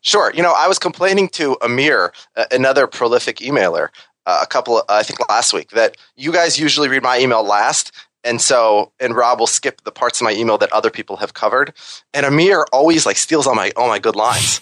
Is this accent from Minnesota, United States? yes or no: yes; Minnesota, United States; now in New York, United States; I'm from Minnesota, and I'm the only one who actually lives in New York